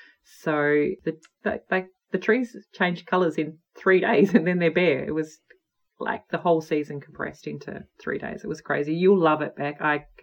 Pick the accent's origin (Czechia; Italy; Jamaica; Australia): Australia; also born or lived in Alaska; now in Western Australia, Australia; being an Australian, we don't really have those deciduous trees that give us the beautiful colour en masse, particularly where I live in Western Australia.